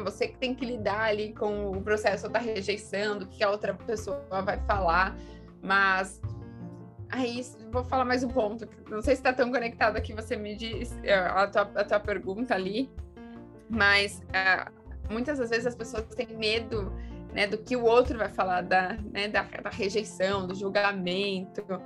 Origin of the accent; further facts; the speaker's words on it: Pedreira, São Paulo, Brazil; sou do, do, interior de São Paulo, de uma cidade chamada Pedreira